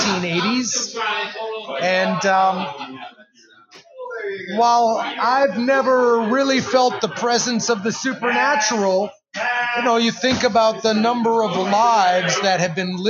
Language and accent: English; Chicago, Illinois, United States; now in Louisville, United States; I'm originally from Chicago